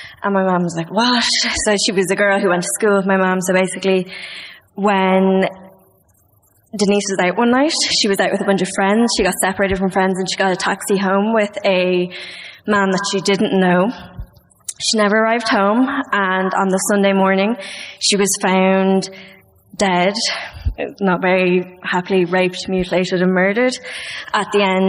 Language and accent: English; Dublin, Leinster, Ireland; At Dublin.